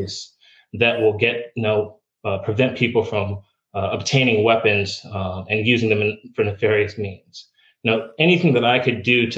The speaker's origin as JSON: {"language": "English", "region": "about an hour north of New York City", "country": "United States", "tie": "born or raised there", "also_born_or_lived": "Germany", "moved": "as an adult", "lives_now": "Florida, United States", "said": "originally, I'm from New York. I grew up about an hour north of New York City"}